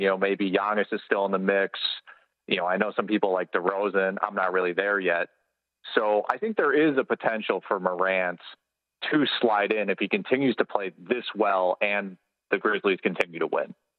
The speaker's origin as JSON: {"language": "English", "town": "Milwaukee", "region": "Wisconsin", "country": "United States", "said": "I'm from the Milwaukee area"}